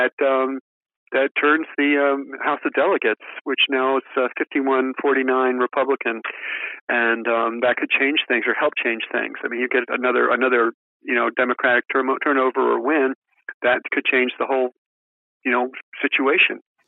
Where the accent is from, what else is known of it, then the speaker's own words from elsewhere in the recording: West Virginia, United States; now in Richmond area, United States; I grew up in West Virginia